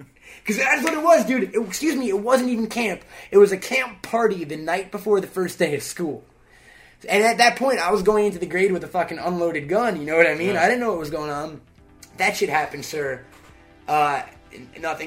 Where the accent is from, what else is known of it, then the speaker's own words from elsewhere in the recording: Long Island, New York, United States; I'm a Jew from Long Island